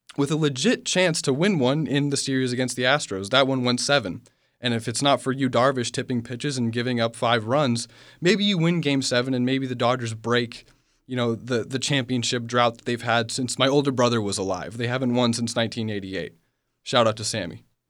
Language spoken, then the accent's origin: English; Los Angeles, California, United States; moved away; born and raised in Los Angeles, California.